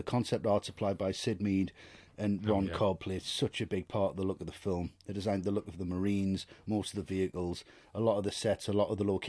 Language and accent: English; Buenos Aires, Argentina; I'm from Buenos Aires and I say kill them all.